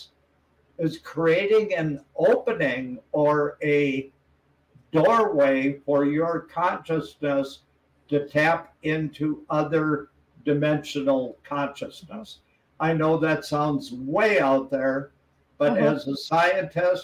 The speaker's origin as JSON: {"language": "English", "region": "Wisconsin", "country": "United States", "tie": "born or raised there", "moved": "yes", "said": "where I grew up in Wisconsin"}